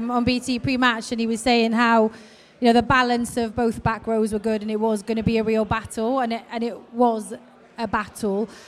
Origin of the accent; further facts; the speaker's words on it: Wales, United Kingdom; given that I'm Welsh.